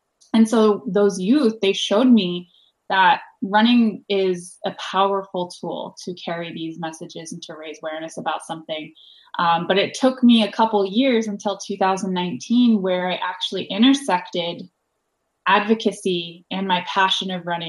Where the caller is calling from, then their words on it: Los Angeles, California, United States; I'm tuning in from Los Angeles, which is also known as Town of the Lands.